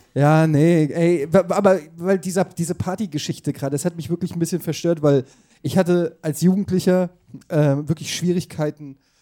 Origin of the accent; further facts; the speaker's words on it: Frankfurt, Hesse, Germany; ich komme aus Frankfurt